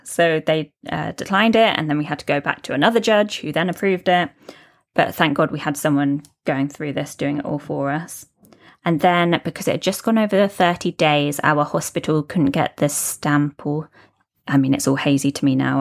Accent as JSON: {"language": "English", "country": "United Kingdom", "moved": "yes", "lives_now": "Dubai, United Arab Emirates"}